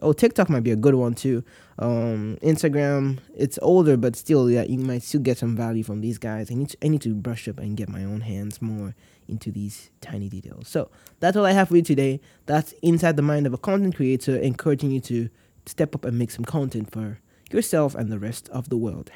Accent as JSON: {"language": "English", "country": "Nigeria", "said": "I am from Nigeria"}